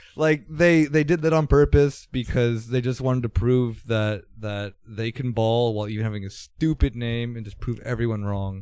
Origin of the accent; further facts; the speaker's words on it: United States; now in Germany; being an American